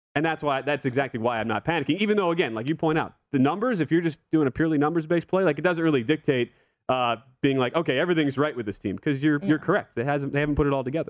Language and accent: English; Wisconsin, United States; now in Las Vegas, United States; Green Bay, Wisconsin, my home state